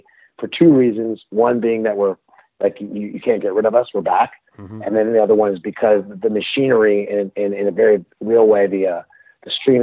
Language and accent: English; Palo Alto, California, United States; moved away; also born or lived in Melbourne, Australia; I'm from Palo Alto